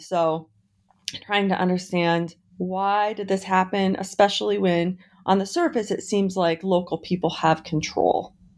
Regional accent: Montana, United States; also born or lived in Sandpoint, Idaho / Dover, Idaho; now in Idaho, United States; I grew up in Montana and I have both sides of my family are fifth generation Montanans. I grew up on a ranch there

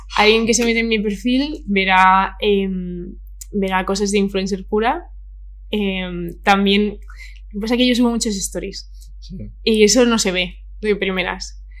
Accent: Madrid, Community of Madrid, Spain; Yo soy de Vallecas, ¿sabes? De toda la vida

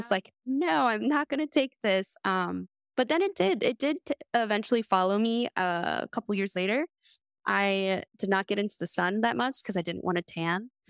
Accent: American South, United States; I not only grew up in two, three different worlds, navigating not, like, just American, but Southern, Peruvian culture

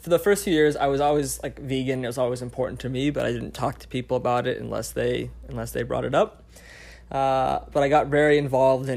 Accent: Colorado, United States; I grew up in Colorado in a small like mountain town, super, super conservative town.

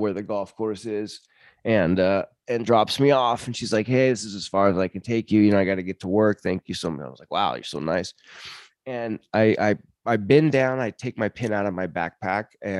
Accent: United States; I'm from America

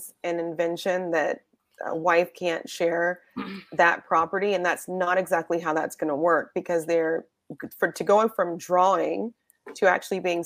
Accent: Georgia, United States; I grew up mostly in Georgia

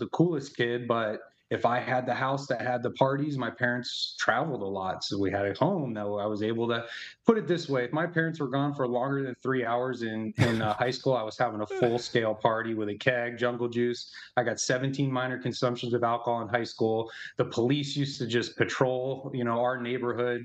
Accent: Arizona, United States; I'm from Arizona and big Italian family

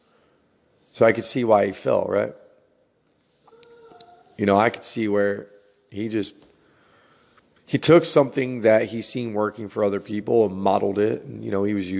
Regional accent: New Jersey, United States; growing up in New Jersey

